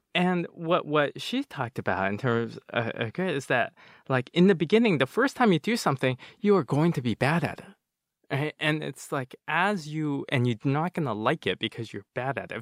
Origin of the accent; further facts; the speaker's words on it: United States; also born or lived in Nanjing, China; they tried raising me as an American. Besides speaking only Chinese at home